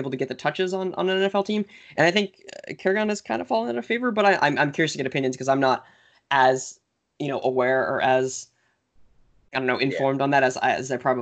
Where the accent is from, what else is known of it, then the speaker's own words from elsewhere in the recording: New Jersey, United States; Living in New Jersey, growing up in New Jersey